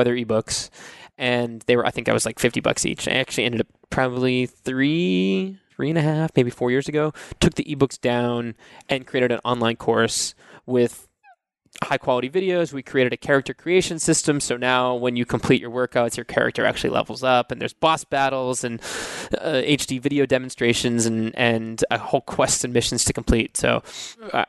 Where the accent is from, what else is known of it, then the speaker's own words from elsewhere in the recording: Cape Cod, Massachusetts, United States; now in Nashville, United States; I grew up in Massachusetts on Cape Cod